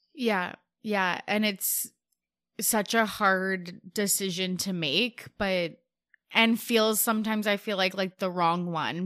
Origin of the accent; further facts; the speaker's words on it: Canada; As a Canadian